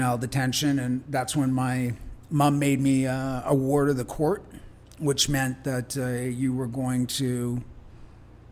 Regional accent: Richmond, British Columbia, Canada; I grew up in Richmond

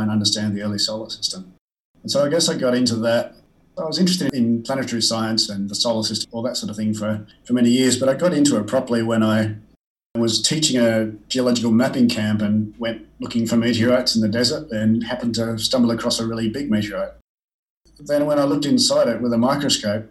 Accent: Canberra, Australian Capital Territory, Australia; I grew up in Canberra

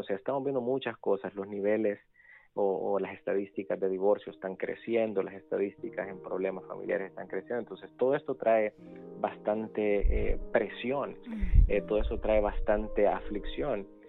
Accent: El Salvador; moved away; also born or lived in San Benito, Texas / Montemorelos, Mexico / Washington, D.C. area; crecí en El Salvador

